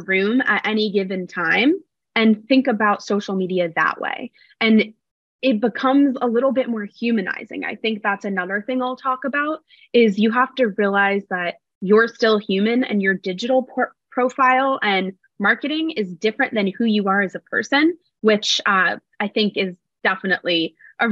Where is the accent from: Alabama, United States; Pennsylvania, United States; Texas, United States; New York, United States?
New York, United States; New York City; moved away as an adult; also born or lived in Los Angeles; I'm from New York City